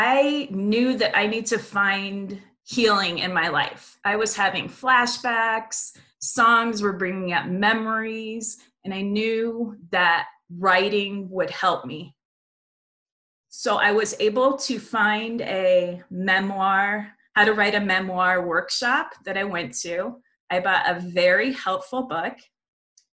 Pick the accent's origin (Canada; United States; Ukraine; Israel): United States; Las Vegas, Nevada; the friendships that I've been able to make here in my hometown